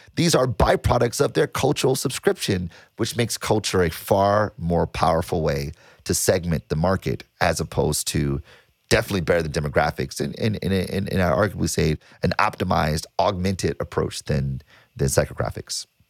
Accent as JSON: {"language": "English", "town": "Detroit", "region": "Michigan", "country": "United States", "tie": "born or raised there", "said": "I was born and raised in Detroit"}